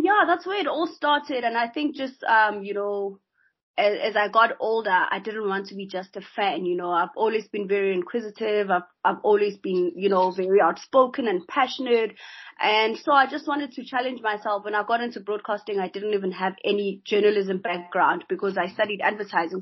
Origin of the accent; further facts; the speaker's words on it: South Africa; as a South African man